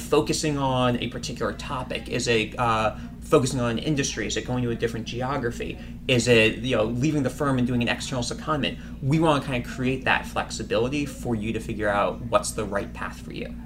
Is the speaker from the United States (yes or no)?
yes; Washington, District of Columbia, United States; moved away as an adult; now in Boston, United States; I grew up in Washington, D.C.